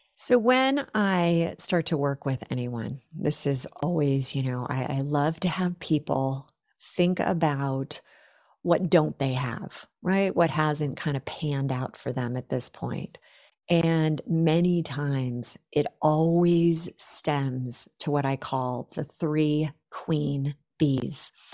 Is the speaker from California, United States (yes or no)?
yes; Silicon Valley, California, United States; I grew up in the Silicon Valley